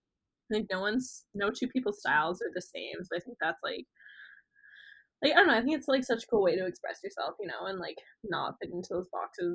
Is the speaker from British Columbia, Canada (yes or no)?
yes; Nanaimo, British Columbia, Canada; I feel like we're both from Nanaimo.